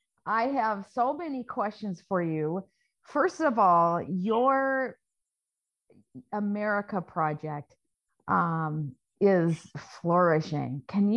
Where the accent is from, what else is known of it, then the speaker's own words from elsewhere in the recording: Minnesota, United States; So I would be called a Minnesotan because I'm from Minnesota.